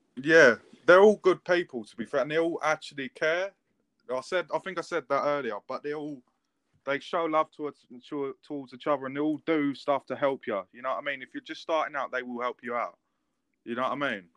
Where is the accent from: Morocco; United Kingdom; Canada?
United Kingdom; England; I'm English